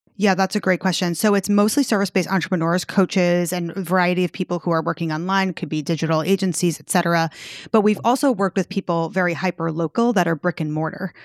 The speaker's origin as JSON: {"language": "English", "region": "New York", "country": "United States", "said": "I'm from New York."}